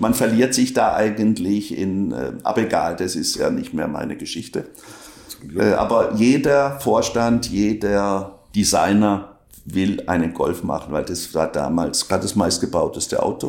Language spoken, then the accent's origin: German; Inzlingen, Baden-Württemberg, Germany; accent: Alemannic; first language Alemannic; moved away as an adult; also born or lived in Braunschweig / Karlsruhe; ich komme aus Inzling bei Lörrach